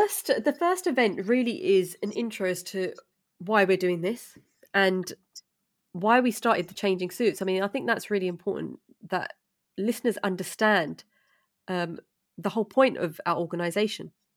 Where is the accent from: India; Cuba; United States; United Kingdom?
United Kingdom; London; I'm from East London